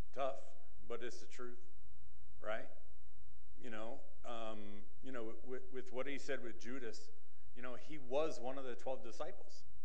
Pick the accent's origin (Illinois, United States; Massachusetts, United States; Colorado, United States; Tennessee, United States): Massachusetts, United States; moved away; I grew up in Massachusetts